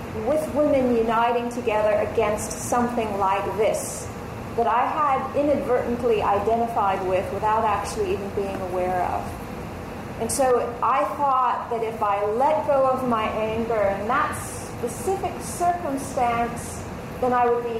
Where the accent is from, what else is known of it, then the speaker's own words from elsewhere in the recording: Los Angeles, California, United States; I grew up in L.A. I grew up in California